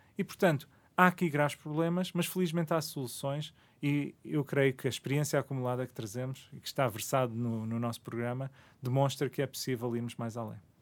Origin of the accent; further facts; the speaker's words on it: Parede, Lisbon, Portugal; also born or lived in Toronto, Canada; quando viemos do Canadá, acabamos por nos fixar na parede. Uh, os meus pais decidiram isso e eu cresci naquela zona